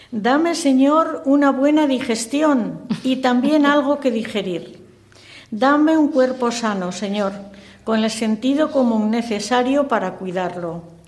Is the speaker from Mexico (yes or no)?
no; Castile, Spain; Soy castellana y en Castilla